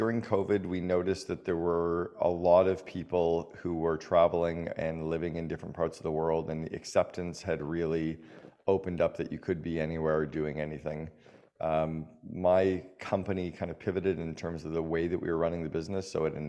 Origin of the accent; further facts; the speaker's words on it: Canada; moved away as an adult; now in Dubai, United Arab Emirates; I'm a resident of Dubai. {S0} Okay. {S1} My companies are based in Dubai. And as a Canadian, we're not taxed on worldwide income.